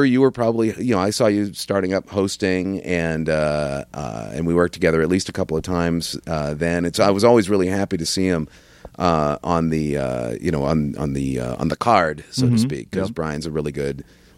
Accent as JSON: {"language": "English", "town": "La Crosse", "region": "Wisconsin", "country": "United States", "tie": "born or raised there", "moved": "as an adult", "lives_now": "Minneapolis, United States", "said": "I grew up mainly in La Crosse, Wisconsin"}